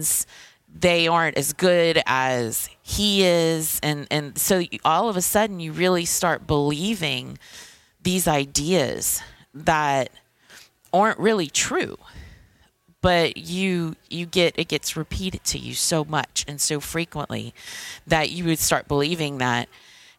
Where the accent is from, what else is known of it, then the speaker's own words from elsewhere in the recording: Thibodaux, Louisiana, United States; now in New Orleans, United States; I'm originally from Thibodaux, Louisiana, but I live in New Orleans